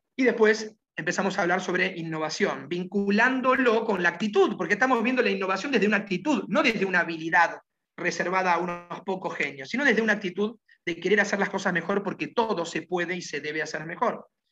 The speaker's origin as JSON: {"language": "Spanish", "country": "Argentina", "said": "Yo prefiero ir por el mundo pensando como argentino"}